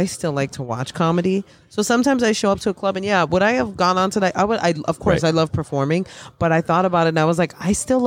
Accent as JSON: {"language": "English", "town": "New York City", "region": "New York", "country": "United States", "tie": "born or raised there", "said": "I grew up in the South Bronx"}